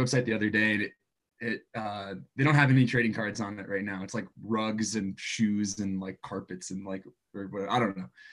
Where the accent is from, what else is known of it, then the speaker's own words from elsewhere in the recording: Croton-on-Hudson, New York, United States; moved away as an adult; also born or lived in Binghamton, New York; now in Mammoth Lakes, United States; I grew up in Croton, Hudson, New York. It's about an hour outside of New York City